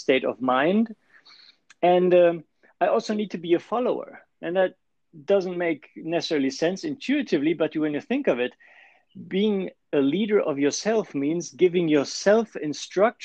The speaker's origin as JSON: {"language": "English", "country": "Germany", "also_born_or_lived": "Switzerland", "accent": "German", "second_language": "English", "moved": "as an adult", "lives_now": "California, United States", "said": "So I started as an engineer in Germany. You might have guessed it from the accent already"}